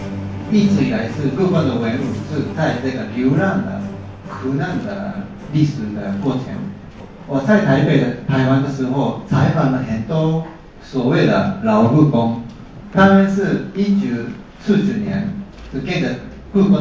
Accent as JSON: {"language": "Chinese", "country": "Japan", "said": "作为一个日本人来来说，啊这些历史是啊跟我有一点密切的关系。"}